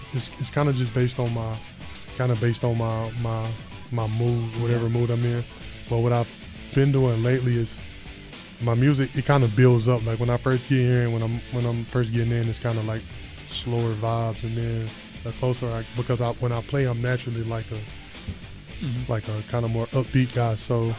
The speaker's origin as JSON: {"language": "English", "region": "Louisiana", "country": "United States", "said": "where I'm from Louisiana, it's football country, so the little boys grow up playing football"}